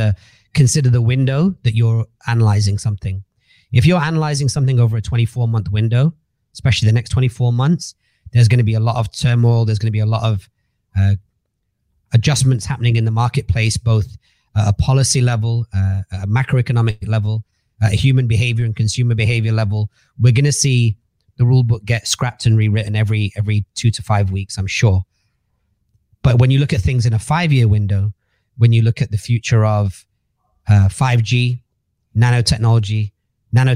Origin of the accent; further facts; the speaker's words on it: Manchester, North West England, United Kingdom; moved away as an adult; now in Dubai, United Arab Emirates; I grew up in Manchester, 7 people in a house.